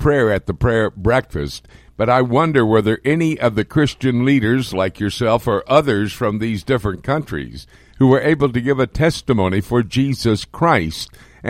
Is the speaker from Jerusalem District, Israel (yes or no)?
yes; Jerusalem, Jerusalem District, Israel; in my hometown, my old hometown of Jerusalem.